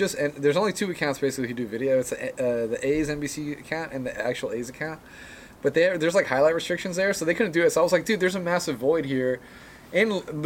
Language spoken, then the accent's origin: English; Moraga, California, United States; also born or lived in Oakland, California / Alameda, California; I was born in Oakland. I was raised in Alameda until I was about 6 years old, and I moved to Moraga. So I've been in the East Bay my whole life.